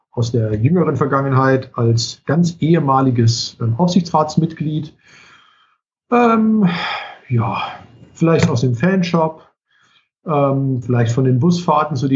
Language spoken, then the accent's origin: German; Chemnitz, Saxony, Germany; now in Koblenz, Germany; ich komme ja nicht aus Koblenz, ähm, also ich, der eine oder andere weiß es, ich komme aus Karl-Marx-Stadt, ähm, ich bin ganz froh, dass man es nicht mehr hört.